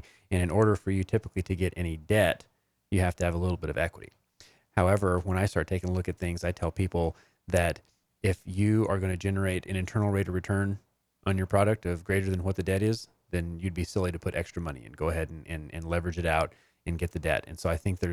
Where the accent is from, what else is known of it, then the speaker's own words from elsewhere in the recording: New Mexico, United States; I was born in New Mexico.